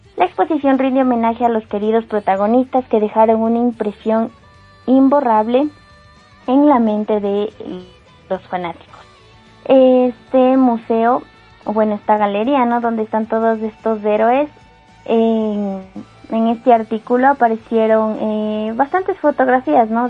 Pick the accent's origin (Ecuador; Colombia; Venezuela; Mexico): Ecuador; soy de Ecuador